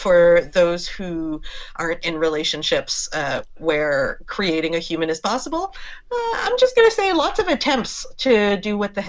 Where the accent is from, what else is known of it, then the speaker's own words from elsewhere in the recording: Montreal, Quebec, Canada; I'm born and raised here. So Montreal is my home and I'm very attached to it.